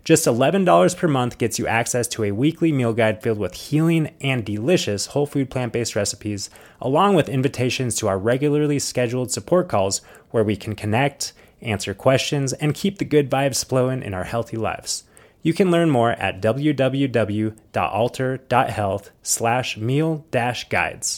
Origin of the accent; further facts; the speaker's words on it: Phoenix, Arizona, United States; I am in Phoenix, Arizona, which is my hometown